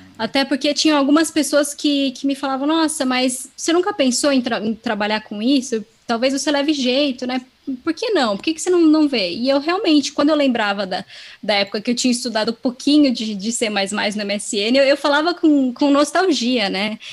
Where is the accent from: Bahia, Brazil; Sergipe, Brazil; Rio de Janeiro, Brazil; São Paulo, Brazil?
São Paulo, Brazil; Serra Negra; moved away as an adult; now in São Paulo, Brazil; eu nasci e cresci nessa cidade e vim para São Paulo recentemente